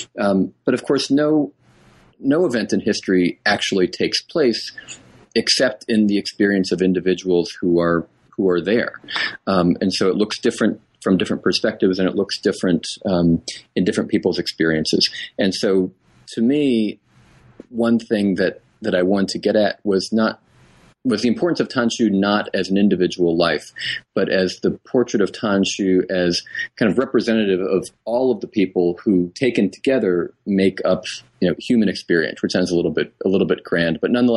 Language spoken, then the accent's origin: English; New England, United States; my parents are Texans and Southerners, and I was raised in New England.